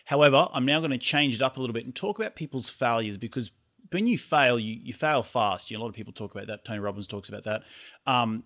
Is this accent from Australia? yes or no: yes; Australia